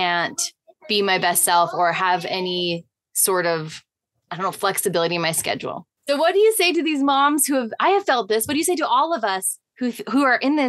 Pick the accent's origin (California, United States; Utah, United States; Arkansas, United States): Utah, United States; I'm from Utah